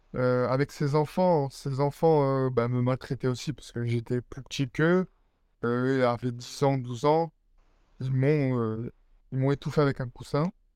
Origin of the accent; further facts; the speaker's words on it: Perpignan, Occitania, France; also born or lived in Nice / Évreux; je suis parti avec ma mère sur, sur Perpignan, donc là où je vis toujours